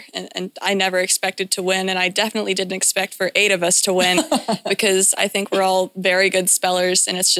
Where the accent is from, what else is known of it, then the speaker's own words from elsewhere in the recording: Huntsville, Alabama, United States; I'm from Huntsville in Alabama